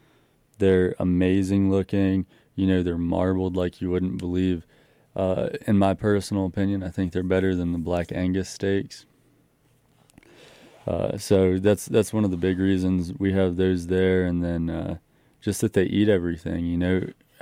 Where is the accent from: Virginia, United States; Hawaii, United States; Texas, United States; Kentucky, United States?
Virginia, United States; So I grew up in Northern Virginia and all over the country. For those of you who don't know, my parents were military, but my dad did grow up back here.